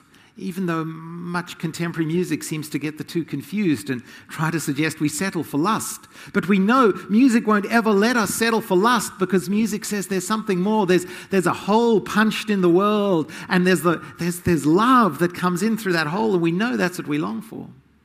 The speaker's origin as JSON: {"language": "English", "country": "Zimbabwe", "tie": "born or raised there", "said": "Zimbabwe. I grew up in Rhodesia, part of my growing up. It became Zimbabwe."}